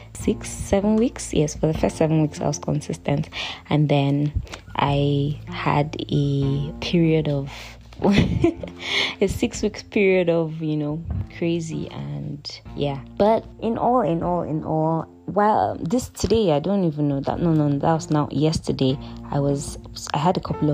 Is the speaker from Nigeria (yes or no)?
yes; Lagos, Nigeria; I grew up in Lagos, in Satellite Town, in CBN Estate 1